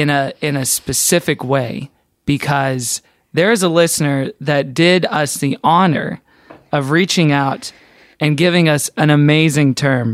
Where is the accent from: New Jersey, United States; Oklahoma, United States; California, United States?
Oklahoma, United States; moved away; did you know that both of us are from Oklahoma?